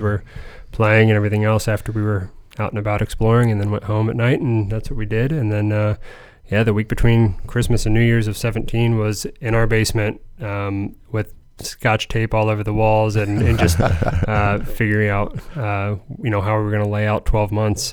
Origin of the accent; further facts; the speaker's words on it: Lima, Ohio, United States; also born or lived in Fort Wayne, Indiana; I'm, I'm, Ohio raised. I'm Northwest Ohio um, from Lima